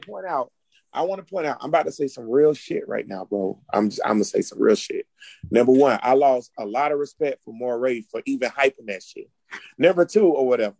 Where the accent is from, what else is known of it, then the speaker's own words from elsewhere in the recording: Jacksonville, Florida, United States; I'm from Grand Park, nigga, Jacksonville, Florida, nigga, Duval